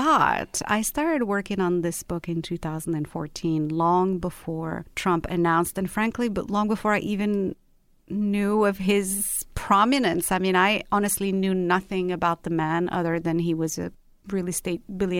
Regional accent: Rabat, Rabat-Salé-Kénitra, Morocco; also born or lived in London; now in Los Angeles, United States; I was born and raised in Rabat, which is the capital of Morocco, and then I lived in London, and after that I lived in Los Angeles

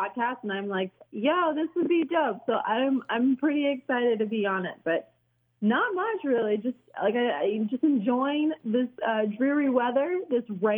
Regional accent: Raleigh, North Carolina, United States; now in Wichita, United States; I am from North Carolina, so I the Raleigh area

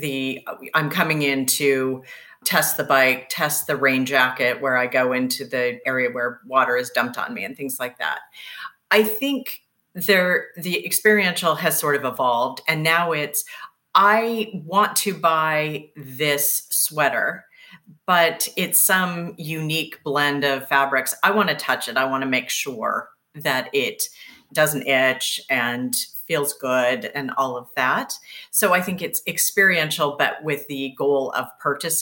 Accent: Seattle, Washington, United States; moved away; I'm originally from Seattle.

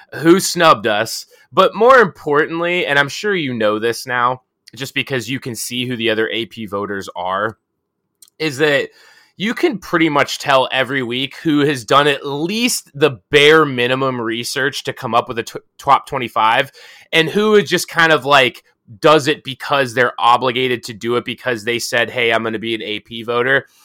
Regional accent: Pittsburgh, Pennsylvania, United States; I'm from Pittsburgh

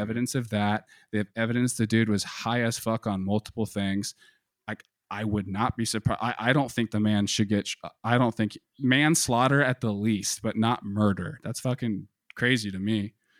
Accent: United States; Being an American, we're, we're raised and we're growing up on this heavy propaganda

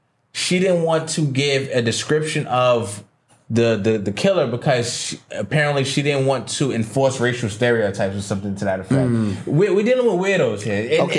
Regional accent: New York, United States; I'm from New York, man.

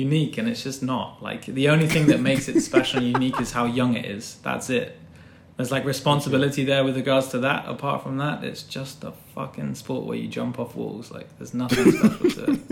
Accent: Glastonbury, South West England, United Kingdom; also born or lived in Cambridge; I'm from Glastonbury

